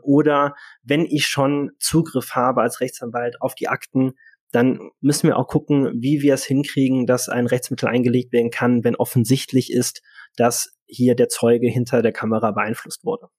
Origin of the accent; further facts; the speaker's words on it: Cologne, North Rhine-Westphalia, Germany; moved away; also born or lived in Hanover; als Kölner ganz klar sagen, das ist Köln